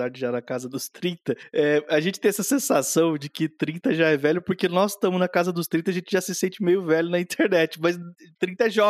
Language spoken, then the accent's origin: Portuguese; Brazil; A gente cresceu no Brasil, a gente, a gente conhece essa galera.